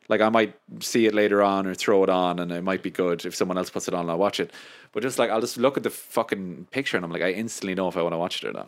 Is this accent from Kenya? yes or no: no; Ireland; I love being Irish